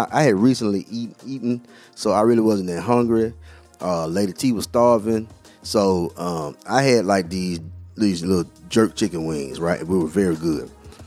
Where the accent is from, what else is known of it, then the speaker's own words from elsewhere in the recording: Alabama, United States; growing up in Alabama